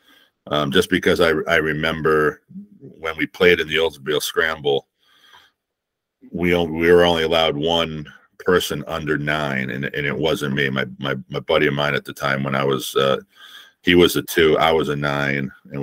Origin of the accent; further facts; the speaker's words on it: East Coast, United States; growing up in the East Coast